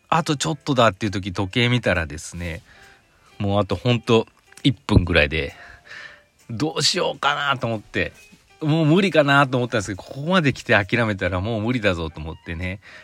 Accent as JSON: {"language": "Japanese", "town": "Mihama", "region": "Aichi", "country": "Japan", "tie": "born or raised there", "moved": "as an adult", "said": "知多半島の、知多郡美浜町っていうところの出身なんですけど"}